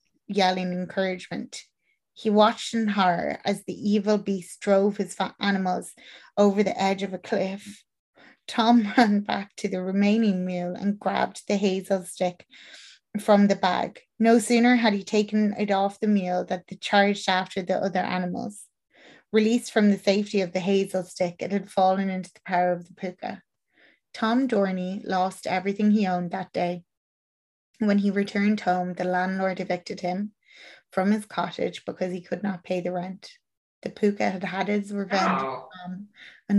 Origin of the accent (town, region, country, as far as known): Ireland